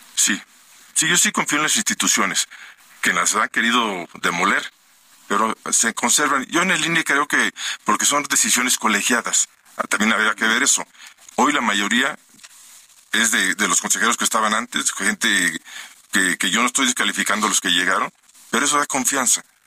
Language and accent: Spanish; Mexico; los mexicanos